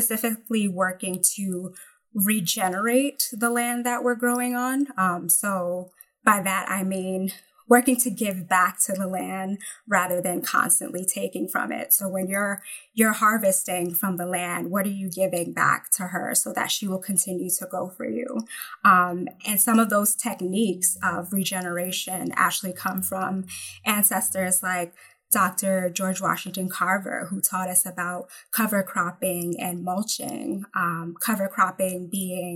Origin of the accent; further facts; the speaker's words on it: Jamaica; moved away; also born or lived in New Jersey; as a Jamaican, I'm thinking of, you know, crops that are native to my homeland, like callaloo